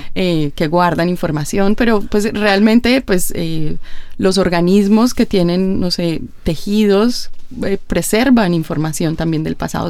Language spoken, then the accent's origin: Spanish; Colombia; en Colombia, pues, de donde yo vengo